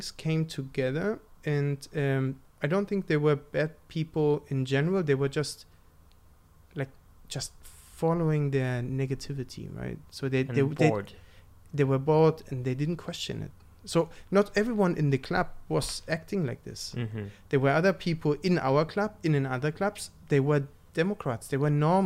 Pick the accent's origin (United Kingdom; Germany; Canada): Germany; East Germany; I'm from East Germany